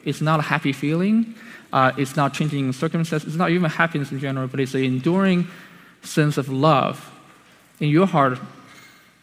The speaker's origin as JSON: {"language": "English", "country": "China", "moved": "yes", "said": "I came from China"}